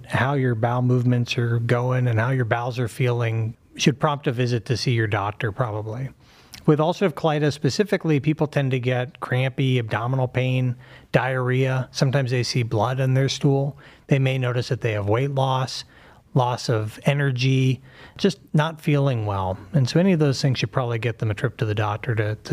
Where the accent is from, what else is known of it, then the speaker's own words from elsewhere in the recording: Pittsburgh, Pennsylvania, United States; moved away as an adult; also born or lived in Philadelphia; now in Cleveland, United States; Grew up in Pittsburgh